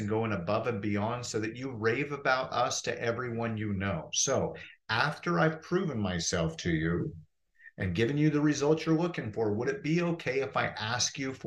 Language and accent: English; Portland, Oregon, United States; moved away as an adult; now in Phoenix, United States; I'm from Portland, Oregon originally, and my wife and I decided to move from the rainforest down to the desert